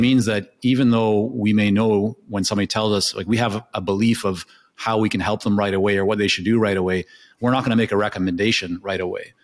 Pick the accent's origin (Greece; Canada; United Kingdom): Canada; first language Hebrew; English is a second language; also born or lived in Israel / Japan; I was born in, in Canada at the age of two. My parents took my sister and I to Israel, uh, and I was there until about six and a half, and then we came back to Canada. So, uh, my first language is Hebrew